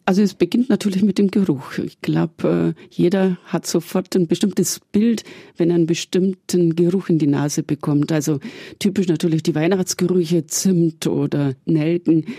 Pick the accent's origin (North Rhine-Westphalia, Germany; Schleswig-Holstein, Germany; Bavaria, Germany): Bavaria, Germany; Augsburg; ich komme aus Augsburg